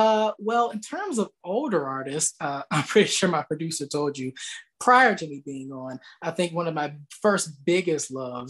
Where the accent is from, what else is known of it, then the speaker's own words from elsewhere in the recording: the South, United States; Well, I live down here in the South and I've been raised down here all of my life, basically.